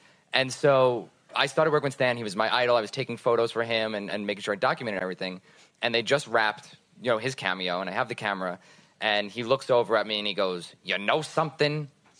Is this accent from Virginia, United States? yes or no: no; New York, United States; now in Los Angeles, United States; I'm from New York. And live in L.A.